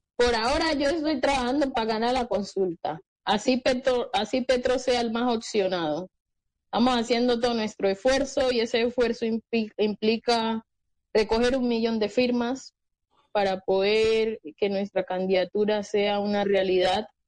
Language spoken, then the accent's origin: Spanish; Colombia; como colombianos